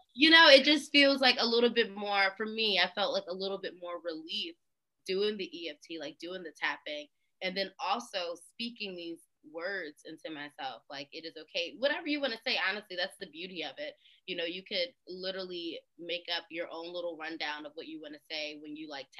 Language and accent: English; Philadelphia, Pennsylvania, United States; I'm from Philly